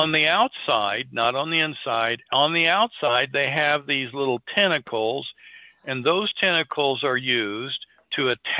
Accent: Missouri, United States; Now we've been shown, again, I'm from Missouri.

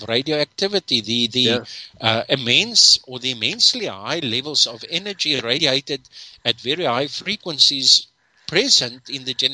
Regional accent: Durban, KwaZulu-Natal, South Africa; I grew up in Durban.

